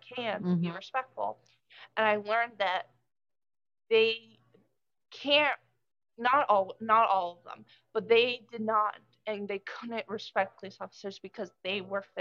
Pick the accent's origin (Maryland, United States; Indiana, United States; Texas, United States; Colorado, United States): Maryland, United States; now in New Hampshire, United States; I'm actually from Maryland. I moved up here in May